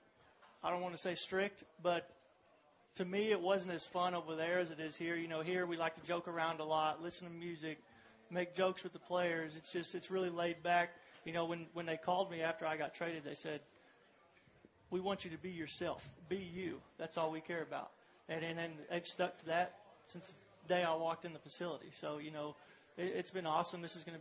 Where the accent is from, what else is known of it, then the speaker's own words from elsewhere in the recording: Weatherford, Oklahoma, United States; also born or lived in Clinton, Oklahoma / Round Rock, Texas; I was born in Clinton, Oklahoma, which is actually about 10, 15 minutes from Weatherford, and lived there for a few years, and then we moved to Texas